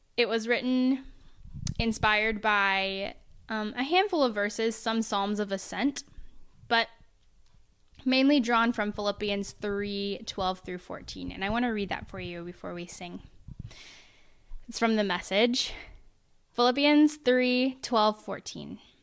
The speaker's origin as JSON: {"language": "English", "region": "Oklahoma", "country": "United States", "tie": "born or raised there", "moved": "yes", "said": "I'm from Oklahoma"}